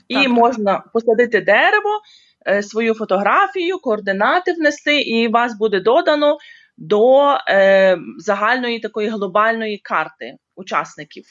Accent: Ukraine; moved away as an adult; now in South Africa; Я народилась і виросла в Україні

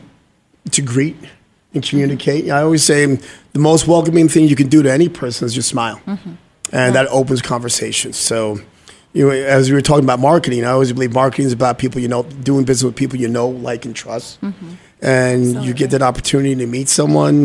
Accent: New York City, New York, United States; also born or lived in Guyana; now in Arizona, United States; born in Guyana, moved to New York City. I'm from New York City and grew up in Manhattan

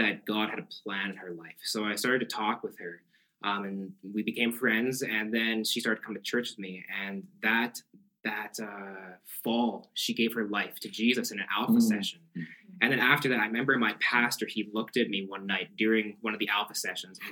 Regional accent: Pincher Creek, Alberta, Canada; I'm from Pinch Creek. Grew up Christian

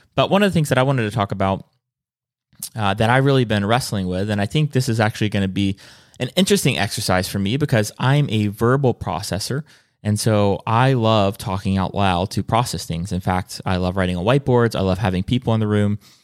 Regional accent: South Carolina, United States; I'm from South Carolina

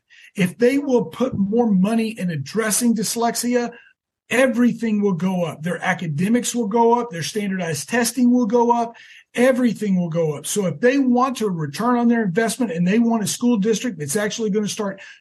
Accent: Texas, United States; growing up in Texas in the 70s

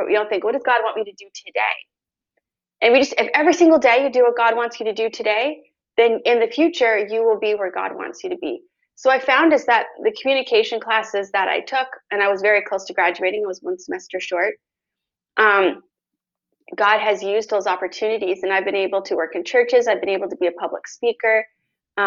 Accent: Canada; also born or lived in United States; I'm from Canada.

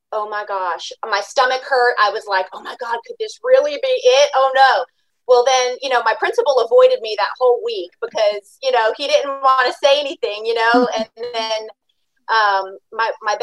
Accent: Long Island, New York, United States; moved away as an adult; now in Georgia, United States; I grew up on Long Island.

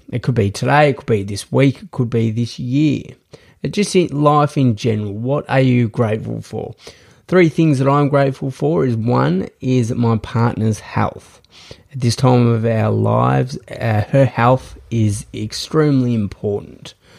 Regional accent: Australia; I am from Australia

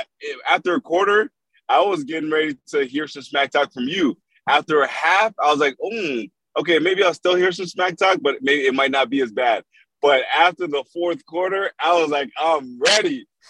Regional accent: Toronto, Ontario, Canada; growing up in Toronto

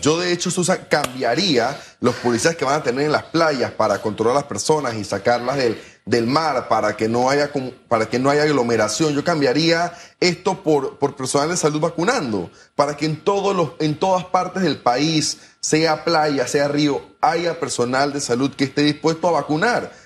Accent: Panama

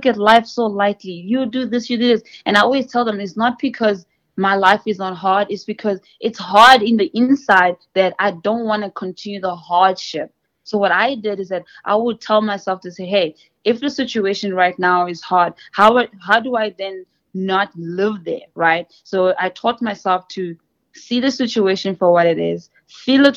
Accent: South Africa; moved away as an adult; also born or lived in Mozambique; now in United States; I'm from Mozambique originally, and I was born in South Africa because my parents came to South Africa

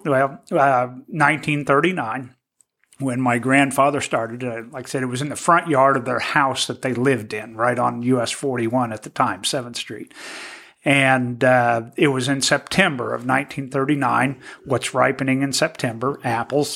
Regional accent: Terre Haute, Indiana, United States; I grew up in Terre Haute.

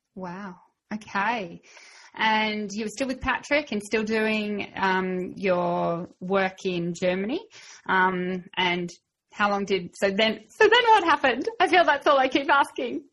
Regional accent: Australia; I'm Aussie

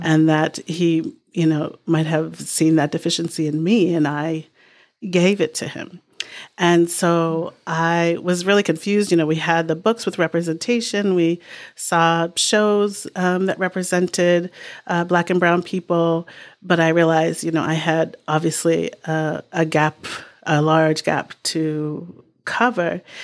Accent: Boston, Massachusetts, United States; now in New Hampshire, United States; I grew up in Boston in a really sort of diverse pocket

